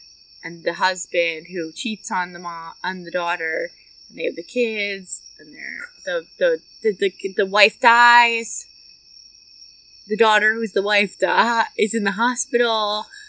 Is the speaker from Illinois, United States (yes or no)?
no; Kentucky, United States; We're from Kentucky.